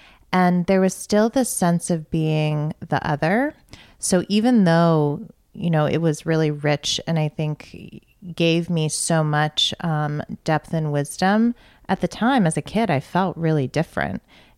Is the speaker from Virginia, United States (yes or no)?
yes; Northern Virginia, United States; now in Georgia, United States; I grew up in Northern Virginia.